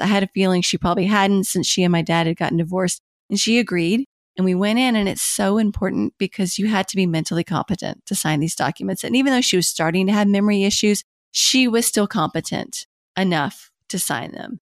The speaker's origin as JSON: {"language": "English", "region": "Kentucky", "country": "United States", "tie": "born or raised there", "also_born_or_lived": "Washington, D.C.", "moved": "as an adult", "said": "I had moved back to Kentucky, which is my home state, from Washington, D C"}